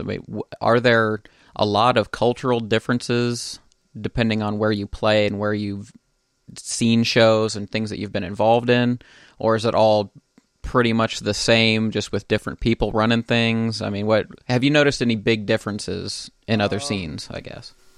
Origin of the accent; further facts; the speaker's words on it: Dayton, Ohio, United States; my hometown of Dayton, Ohio